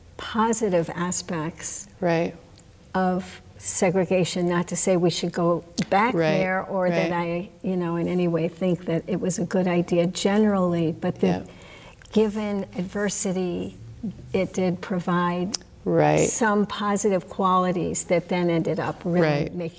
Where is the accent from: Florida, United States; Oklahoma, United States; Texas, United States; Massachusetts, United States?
Massachusetts, United States; Amherst; Full disclosure, we're both from Amherst, Massachusetts. We're here in Greenfield, but I just want to say.